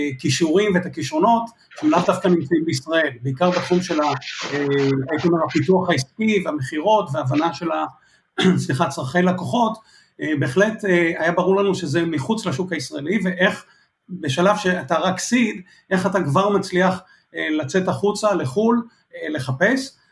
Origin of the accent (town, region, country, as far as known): Israel